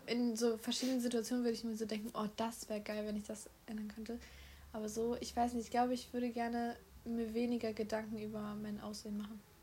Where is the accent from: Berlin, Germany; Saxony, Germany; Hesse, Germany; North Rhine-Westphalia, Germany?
North Rhine-Westphalia, Germany; Solingen; Solingen, Deutschland. Ich habe nichts anderes. Ich bin hauptsächlich nur deutsch.